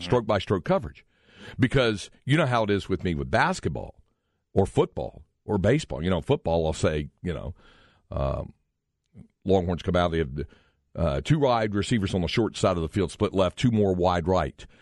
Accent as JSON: {"language": "English", "town": "Greensboro", "region": "North Carolina", "country": "United States", "tie": "born or raised there", "said": "Growing up in Greensboro, North Carolina, we had a regular P G A Tour stop"}